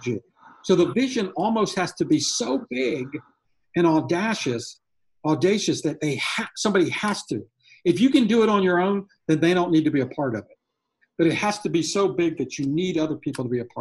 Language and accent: English; near Raleigh, North Carolina, United States; my hometown or outside of Raleigh in North Carolina